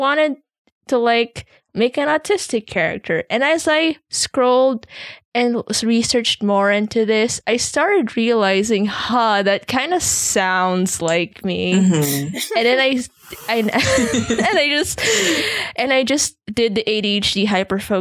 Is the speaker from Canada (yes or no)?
no; Philippines; I'm Filipino and I don't live in America